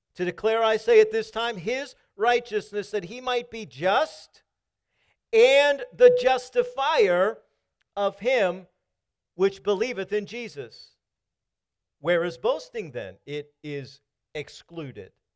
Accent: Maryland, United States; moved away; also born or lived in Kentucky / Virginia; I was coming from Kentucky. I'm from Maryland

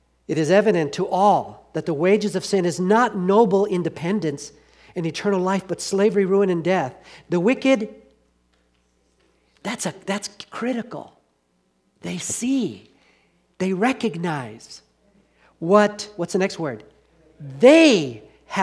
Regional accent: Southern California, United States; When I was living in, growing up in Southern California

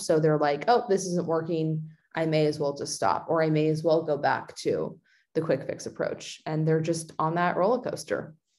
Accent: California, United States; moving from Oregon to my hometown in, in California

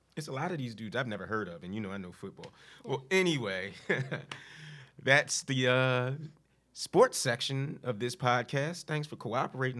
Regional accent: Philadelphia, Pennsylvania, United States; I grew up in Philly

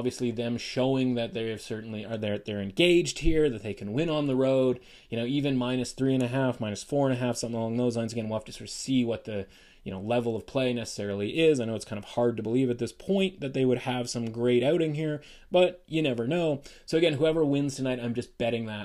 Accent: Canada; we're Canadian

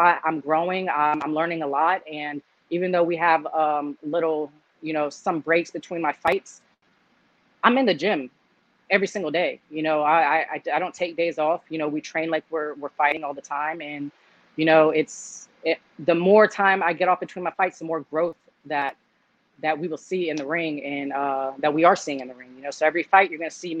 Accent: United States; I am Cuban blood, but I was born here in America

